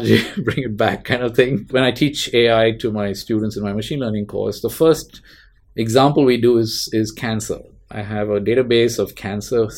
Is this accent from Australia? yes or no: no; Mumbai, Maharashtra, India; now in Bay Area, United States; I grew up in Bombay in mm-hmm. India.